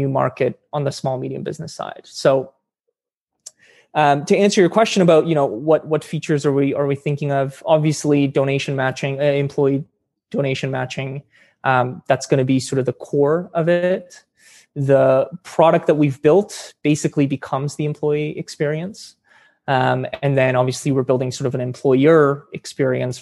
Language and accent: English; Edmonton, Alberta, Canada; I grew up in Edmonton